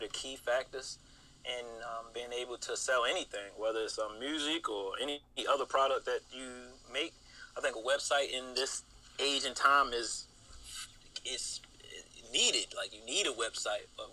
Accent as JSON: {"language": "English", "town": "Baltimore", "region": "Maryland", "country": "United States", "said": "I'm from Baltimore"}